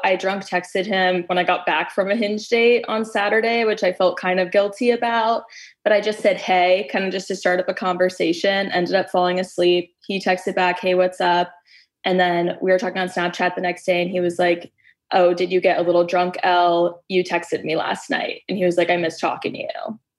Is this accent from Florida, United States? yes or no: no; Southern California, United States; moved away as an adult; also born or lived in Colorado; I just moved back to my hometown in Southern California after living in Colorado for college and then post college